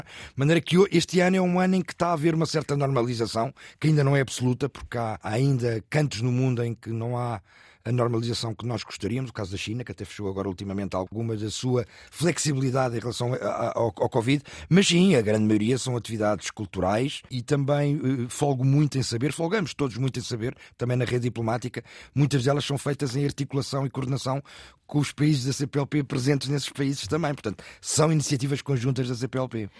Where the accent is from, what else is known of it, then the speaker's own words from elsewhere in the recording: Portugal; moved away as an adult; Eu próprio fui ouvinte durante mais de 12 anos enquanto português no estrangeiro